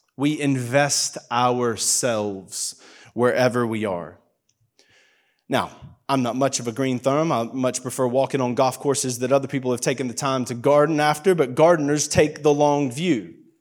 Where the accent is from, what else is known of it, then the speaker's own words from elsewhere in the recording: United States; moved away; I'm very obviously from America